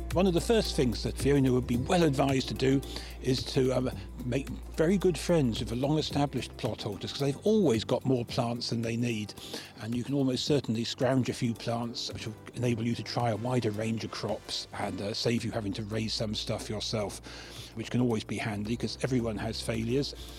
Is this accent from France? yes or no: no; West Country, near Somerset, South West England, United Kingdom; I grew up in West Country orchards, not so far from where the Newt is in Somerset